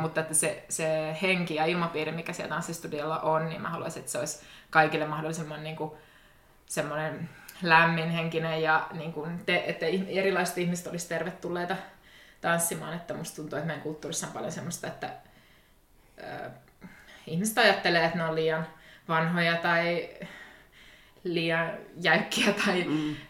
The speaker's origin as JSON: {"language": "Finnish", "town": "Tampere", "region": "Pirkanmaa", "country": "Finland", "tie": "born or raised there", "moved": "as an adult", "lives_now": "Turku, Finland", "said": "mä oon Tampereelta kotoisin"}